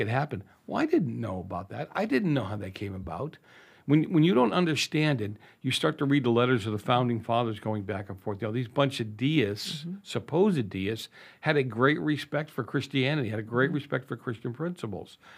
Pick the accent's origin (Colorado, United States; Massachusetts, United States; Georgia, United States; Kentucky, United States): Massachusetts, United States; Boston; moved away; also born or lived in Santa Clarita; I grew up in Boston, I grew up in the north end of Boston